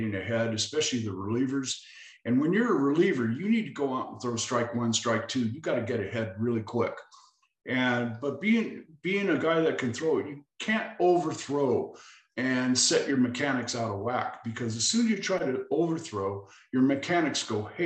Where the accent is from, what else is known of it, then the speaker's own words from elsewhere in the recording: San Diego, California, United States; my hometown Padres